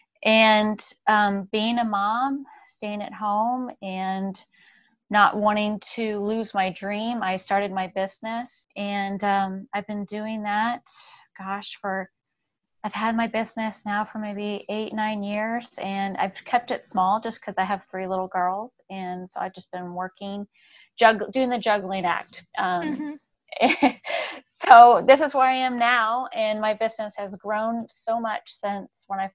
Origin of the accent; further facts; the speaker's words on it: Dallas, Texas, United States; I grew up in Dallas, Texas